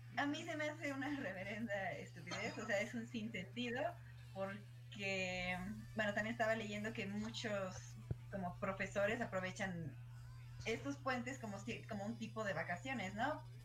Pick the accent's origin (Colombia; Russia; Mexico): Mexico; nosotros como mexicanos